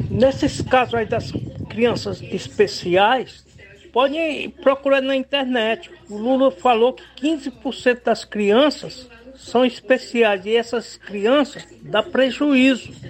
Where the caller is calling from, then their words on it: Crateús, Ceará, Brazil; Eu sou aqui do distrito do Assis, município de Crateús.